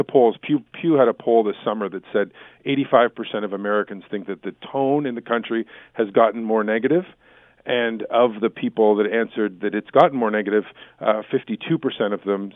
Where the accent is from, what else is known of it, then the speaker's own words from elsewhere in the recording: Canada; as a Canadian